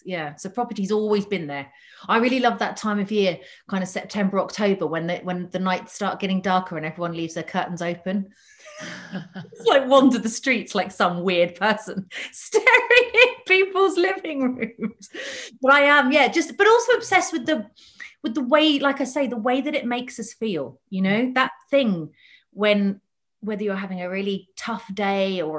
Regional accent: Havant, South East England, United Kingdom; I grew up just outside of Portsmouth on a big, big council estate called Lee Park

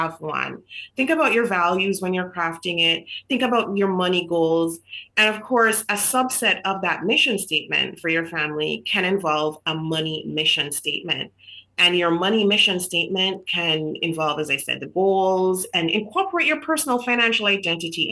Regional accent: Jamaica; moved away as an adult; So I grew up in Jamaica. So I was born in Jamaica

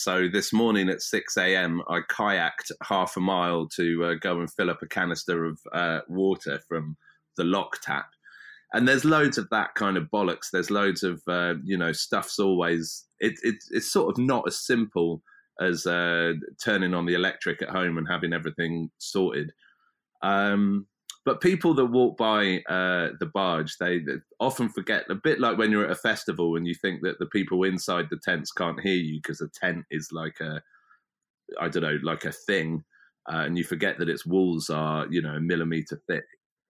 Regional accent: South East England, United Kingdom; I've just ended up basically back where I grew up in West Berkshire on the Thames, and I used to come down this stretch of river to swim and to camp and kayak

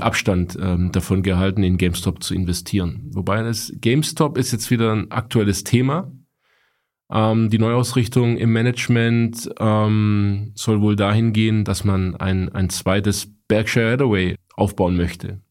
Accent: Stuttgart, Baden-Württemberg, Germany; ich als Stuttgarter

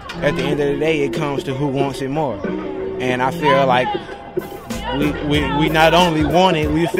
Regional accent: Chicago, Illinois, United States; We come from Inglewood, a city known not much for its athletic abilities, but for its gang activity

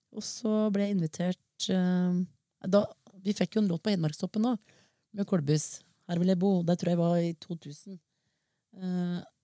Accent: Norway; Jeg vokste opp oppe i Liom, mm. på en gard

